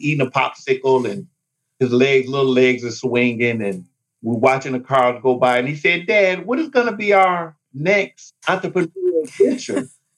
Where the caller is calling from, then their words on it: Detroit, Michigan, United States; I am calling in from Detroit.